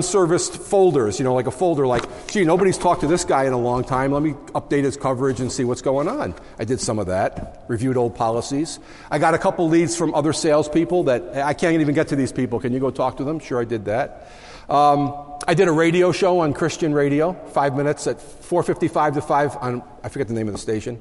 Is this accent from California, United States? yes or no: no; Long Island, New York, United States; moved away as an adult; now in Syracuse, United States; I come from Long Island originally.